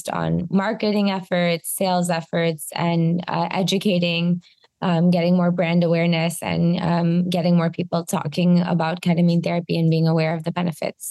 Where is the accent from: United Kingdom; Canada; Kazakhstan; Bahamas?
Canada; a Canadian who is the CEO and co-founder of an American health plan company